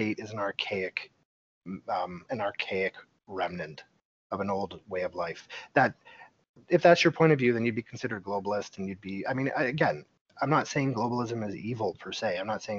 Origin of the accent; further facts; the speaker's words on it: Canada; I'm Canadian and this is just how I grew up, in a socialized medical system